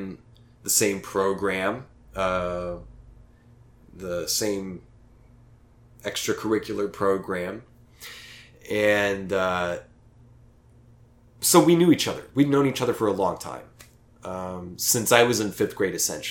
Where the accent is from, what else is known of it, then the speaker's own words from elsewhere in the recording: Oklahoma, United States; moved away; Staying with my parents in my hometown, small hometown in Oklahoma, with two whole stoplights on the main street